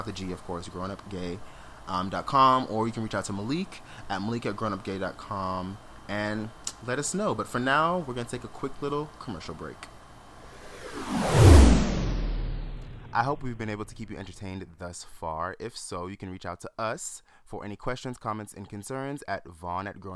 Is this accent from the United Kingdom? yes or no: no; Jamaica; I'm Jamaican